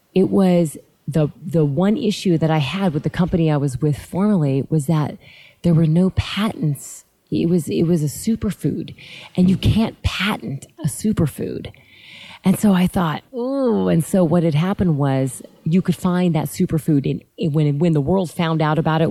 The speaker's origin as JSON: {"language": "English", "town": "Lancaster", "region": "California", "country": "United States", "tie": "born or raised there", "said": "I'm from Southern California. I grew up in a little tiny city called Lancaster, mm, California"}